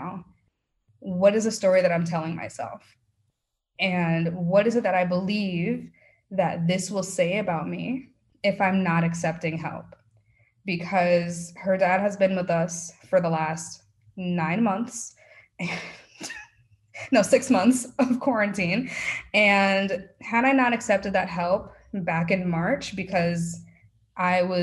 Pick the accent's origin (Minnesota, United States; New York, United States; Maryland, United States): New York, United States; now in Texas, United States; I'm a New Yorker